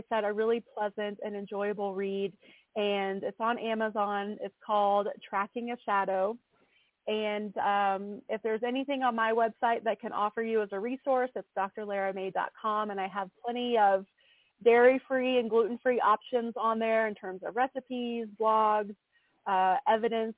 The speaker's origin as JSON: {"language": "English", "region": "East Tennessee", "country": "United States", "tie": "born or raised there", "said": "I'm from East Tennessee, so I grew up around a lot of farms and farmers."}